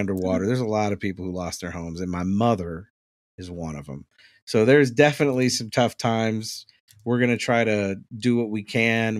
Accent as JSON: {"language": "English", "town": "New Orleans", "region": "Louisiana", "country": "United States", "said": "I'm from New Orleans"}